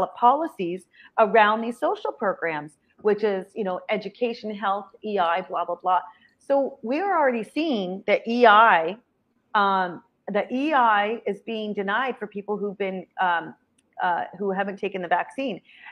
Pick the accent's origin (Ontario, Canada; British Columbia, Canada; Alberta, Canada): Ontario, Canada; Belleville; I'm from Belleville, and Walmart destroyed our town